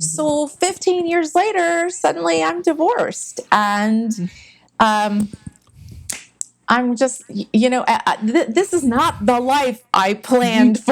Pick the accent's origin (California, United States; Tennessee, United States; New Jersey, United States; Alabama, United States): California, United States; San Jose; growing up in Silicon Valley, which wasn't Silicon Valley back then